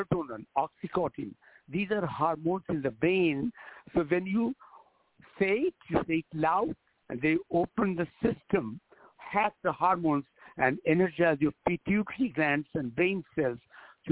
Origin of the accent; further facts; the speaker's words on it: India; moved away as an adult; also born or lived in Los Angeles, United States; now in United States; I was born in India